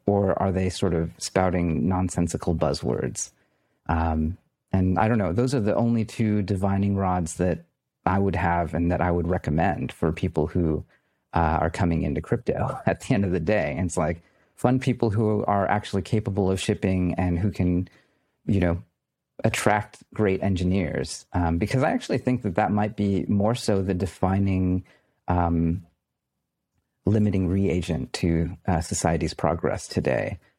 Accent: United States; I'm an American.

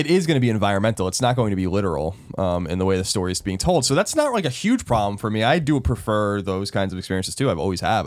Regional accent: New York, United States; I'm from New York

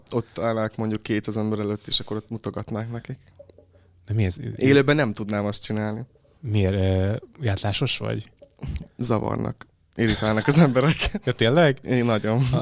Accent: Jász-Nagykun-Szolnok, Hungary; Vidéken. Milyen? Vidéken? Szolnok

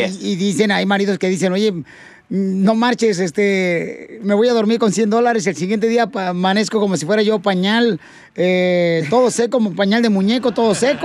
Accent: Michoacán, Mexico; somos los michoacanos

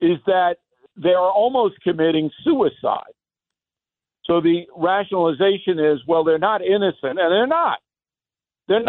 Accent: Levittown, New York, United States; when I was growing up in Levittown

